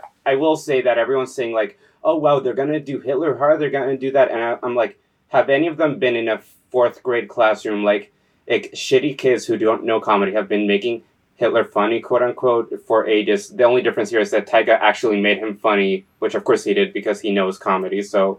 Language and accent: English; San Juan, Puerto Rico; Puerto Rico, 1999. I was born in San Juan to a mother and father.